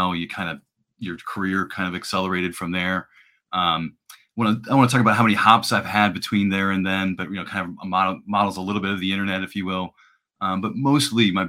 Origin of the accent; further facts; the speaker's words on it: Cincinnati, Ohio, United States; also born or lived in Iowa; I'm in Cincinnati